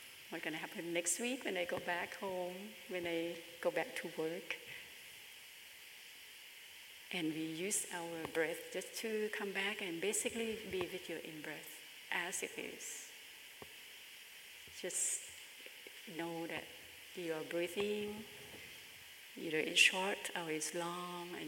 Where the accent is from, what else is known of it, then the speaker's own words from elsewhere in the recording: Bangkok, Thailand; moved away; my hometown is in Bangkok in Thailand